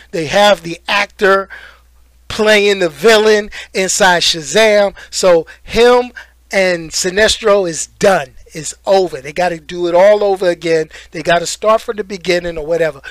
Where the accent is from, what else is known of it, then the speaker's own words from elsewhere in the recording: New York, United States; I grew up in New York.